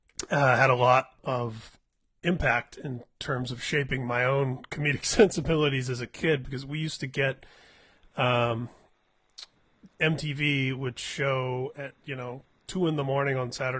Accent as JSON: {"language": "English", "region": "Indiana", "country": "United States", "tie": "born or raised there", "said": "I'm growing up in Indiana in the late 70s and early 80s"}